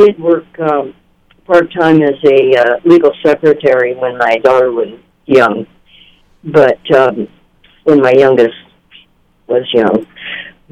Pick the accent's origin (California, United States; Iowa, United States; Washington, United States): Washington, United States; Chelan; also born or lived in Seattle, Washington; now in Olympia, United States; my hometown of Chelan, Washington.